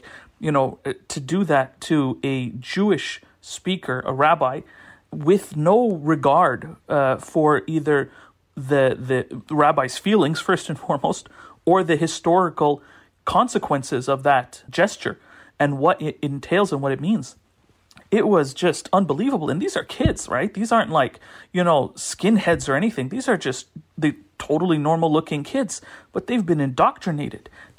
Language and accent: English; Canada; as a Canadian